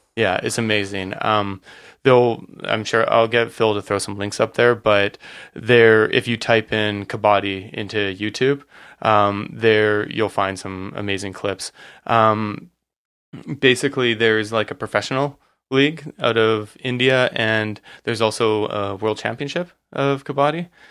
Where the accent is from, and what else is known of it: Surrey, British Columbia, Canada; born or raised there